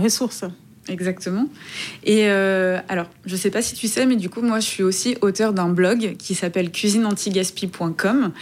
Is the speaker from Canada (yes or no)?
no; Rio de Janeiro, Brazil; French is a second language; moved away as an adult; now in Paris, France; je suis née à Rio, je suis brésilienne.